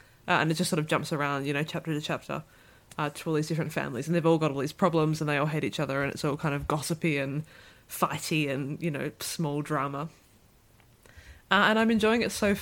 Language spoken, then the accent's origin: English; Australia; moved away as an adult; now in Netherlands; I am Australian, but I actually live in the Netherlands